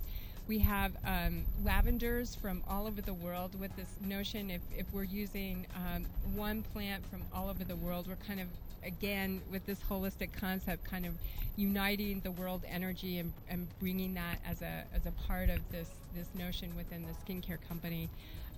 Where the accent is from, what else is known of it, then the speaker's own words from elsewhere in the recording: Albuquerque, New Mexico, United States; And coming back from Santa Fe, I grew up in Albuquerque